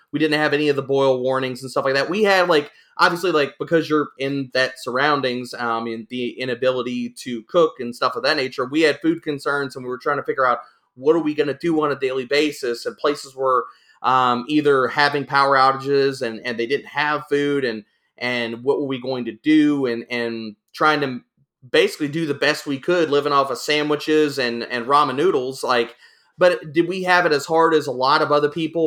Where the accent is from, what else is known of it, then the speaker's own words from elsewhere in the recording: Louisiana, United States; moved away; I'm originally from Louisiana, so I'm used to living in crazy times, living through hurricanes